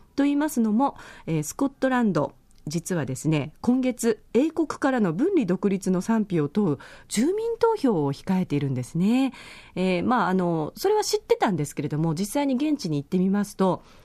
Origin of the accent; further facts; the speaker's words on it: Yaese, Okinawa, Japan; 私の地元、八重瀬町